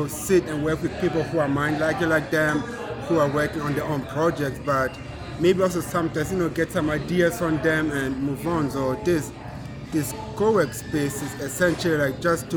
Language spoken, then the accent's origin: English; Germany; moved away as an adult; also born or lived in Rocky Mount, North Carolina; now in Rock Hill, United States; I grew up in Germany for 18 years, and I moved to America.